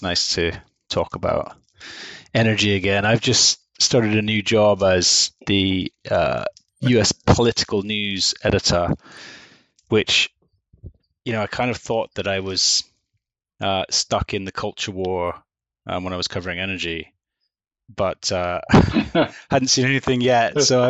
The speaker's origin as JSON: {"language": "English", "town": "Manchester", "region": "North West England", "country": "United Kingdom", "tie": "born there", "said": "So I was born in Manchester in the north of England. I'm a true northerner."}